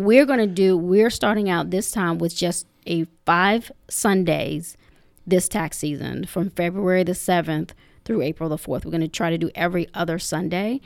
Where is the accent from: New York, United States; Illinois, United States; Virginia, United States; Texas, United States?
Virginia, United States; Henrico County; growing up in Humorico County, um, I've enjoyed, you know, both sides of, of the county